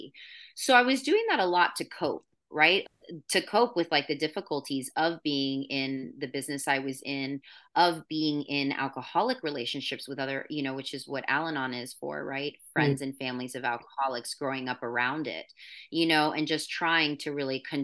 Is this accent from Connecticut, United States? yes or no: no; Florida, United States; also born or lived in New York / California; now in San Luis Obispo, United States; I'm from Florida